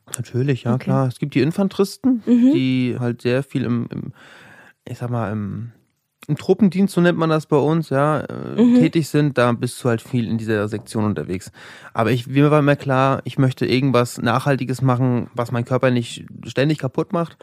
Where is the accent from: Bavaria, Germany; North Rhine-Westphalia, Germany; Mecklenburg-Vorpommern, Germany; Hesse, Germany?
Mecklenburg-Vorpommern, Germany; Rostock; moved away as an adult; now in Berlin, Germany; ich bin aus Rostock aus. Ich bin Nordlicht.